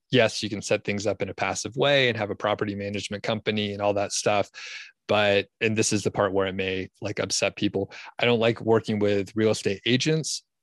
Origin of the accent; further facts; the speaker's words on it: Georgia, United States; moved away as an adult; also born or lived in Bozeman, Montana / Boulder County, Colorado; now in Colorado, United States; I'm from Georgia originally, and lived there, you know, my whole life up until, like, twenty fifteen or so